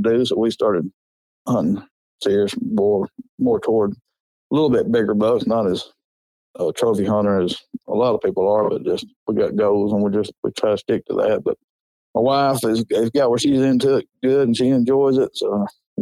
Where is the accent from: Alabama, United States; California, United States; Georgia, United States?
Alabama, United States; Coleman County; I'm from Coleman County. It's halfway between Birmingham and Huntsville.